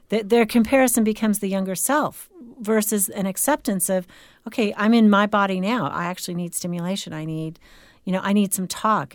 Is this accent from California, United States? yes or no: yes; California, United States; moved away; growing up in California